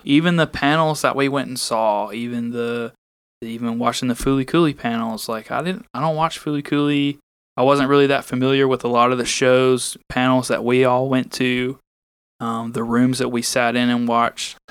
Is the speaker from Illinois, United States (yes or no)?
no; Alabama, United States; I'm from Al-, Alabama too.